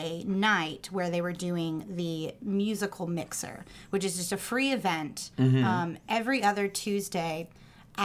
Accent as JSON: {"language": "English", "region": "Indiana", "country": "United States", "tie": "born or raised there", "moved": "yes", "lives_now": "Astoria, Queens, New York, United States", "said": "growing up in Indiana"}